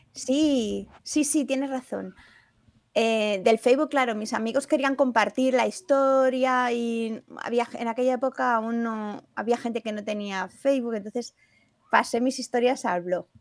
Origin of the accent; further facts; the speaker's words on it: Granada, Andalusia, Spain; moved away; also born or lived in Porcuna, Jaén; yo soy granadina y el pueblo por cuna que se llama ahora es el pueblo de mi padre.